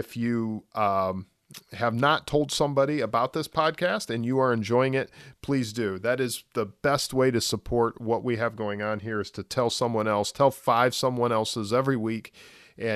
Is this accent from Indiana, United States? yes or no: yes; Indiana, United States; now in Florida, United States; Well, being in Florida, I've picked up saying soda, but I'm from Indiana originally.